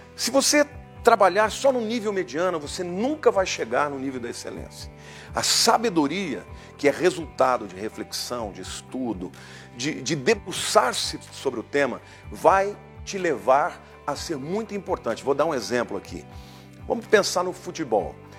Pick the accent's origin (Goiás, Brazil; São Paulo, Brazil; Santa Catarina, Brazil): São Paulo, Brazil; quando eu era jovem, adolescente aqui em São Paulo